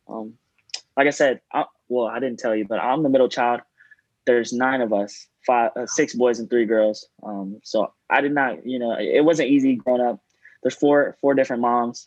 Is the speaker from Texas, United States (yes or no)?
yes; Gilmer, Texas, United States; moved away as an adult; now in Houston, United States; I'm from Gilmer, Texas, um, small town. It's in East Texas